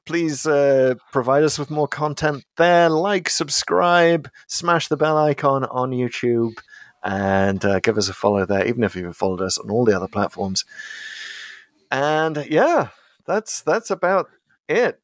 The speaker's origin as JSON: {"language": "English", "country": "United Kingdom", "said": "I'm British"}